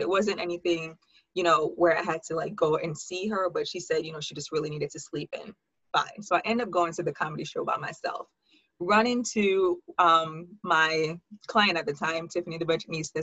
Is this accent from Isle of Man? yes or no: no; Jamaica; moved away as an adult; also born or lived in Hartford, Connecticut / New York; I was actually born in Hartford, Connecticut, but I lived in Jamaica for 16 years. Grew up there, went to high school there, and then moved back to New York for college